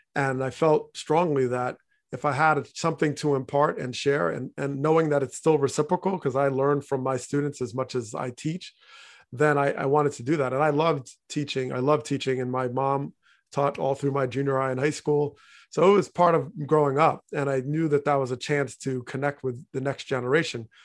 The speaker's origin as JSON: {"language": "English", "region": "New Jersey", "country": "United States", "tie": "born or raised there", "said": "growing up in North Jersey"}